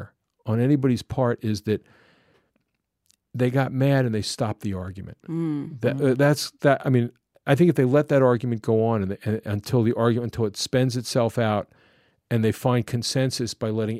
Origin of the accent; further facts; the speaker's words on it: United States; moved away; I'm a suburban kid from outside of Washington, D.C.